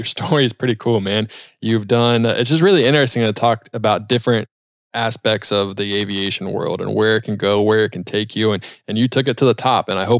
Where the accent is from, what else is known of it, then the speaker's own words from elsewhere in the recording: Charlotte, North Carolina, United States; I grew up in South Charlotte